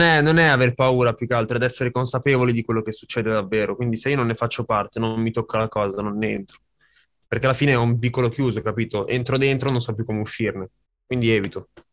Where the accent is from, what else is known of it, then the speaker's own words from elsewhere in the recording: Sesto San Giovanni, Lombardy, Italy; Non sono di Cinisello, sono di Sesto